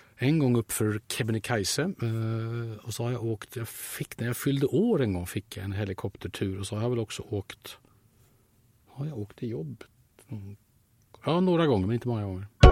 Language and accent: Swedish; Sweden; Jag är så förfärligt svensk.